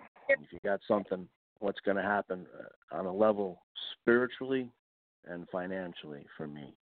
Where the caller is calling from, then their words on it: Pennsylvania, United States; Calling from Pennsylvania.